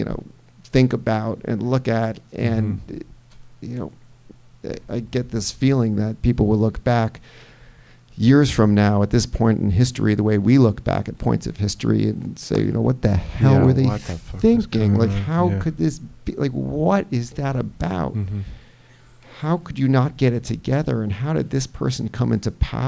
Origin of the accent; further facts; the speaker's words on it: United States; I'm an American and I live here.